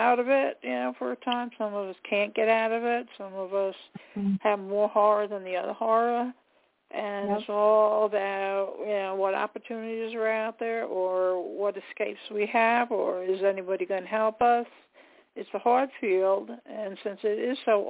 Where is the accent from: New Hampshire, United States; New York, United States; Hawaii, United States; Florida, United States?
New York, United States; Long Island; I'm from Long Island myself